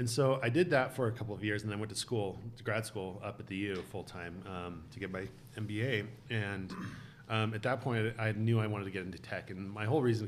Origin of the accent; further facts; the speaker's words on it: Bountiful, Utah, United States; grew up in Bountiful, graduated from the U